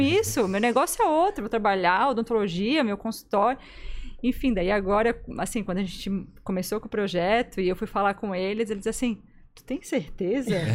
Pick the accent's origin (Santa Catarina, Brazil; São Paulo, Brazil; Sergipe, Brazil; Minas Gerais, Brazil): Santa Catarina, Brazil; Gaspar; now in Florianópolis, Brazil; eu sou de Gaspar